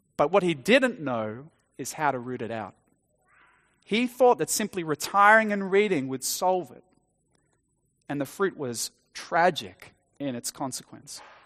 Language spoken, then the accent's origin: English; Australia; growing up in Australia, attending an Anglican church as a child